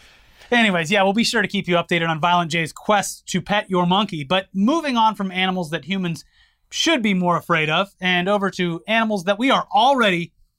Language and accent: English; Florida, United States; I weep for my home state.